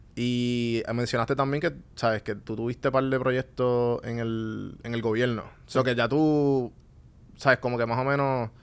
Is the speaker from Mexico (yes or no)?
no; Puerto Rico; moved away as an adult; also born or lived in Atlanta; yo estuve aquí toda mi vida